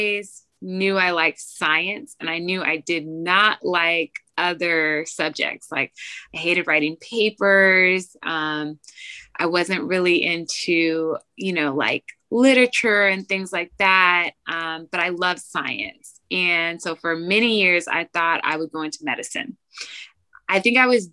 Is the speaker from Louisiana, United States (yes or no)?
no; Georgia, United States; also born or lived in Chapel Hill, North Carolina; I'm from Georgia.